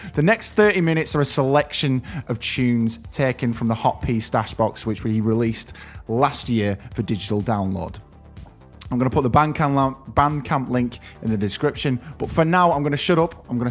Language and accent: English; Preston, North West England, United Kingdom; my hometown of Preston